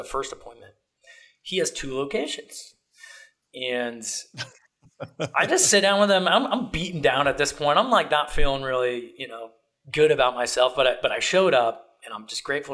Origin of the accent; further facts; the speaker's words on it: Ohio, United States; moved away; I was from Ohio